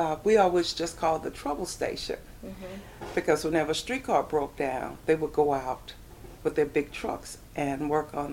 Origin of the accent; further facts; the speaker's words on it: St. Louis, Missouri, United States; I was raised in Carr Square Village, downtown.